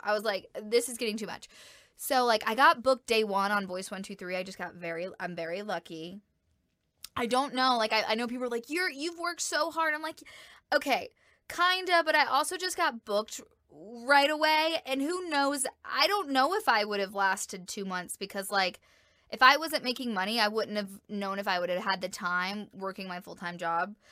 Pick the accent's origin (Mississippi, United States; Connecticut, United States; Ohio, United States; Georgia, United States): Georgia, United States; moved away as an adult; now in El Paso, United States; my hometown and in the state of Georgia